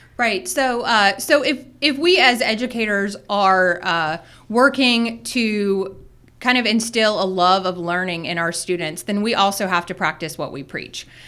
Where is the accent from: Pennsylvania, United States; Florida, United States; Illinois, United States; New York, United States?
Florida, United States; South; moved away; I started teaching, uh, at a private school in my hometown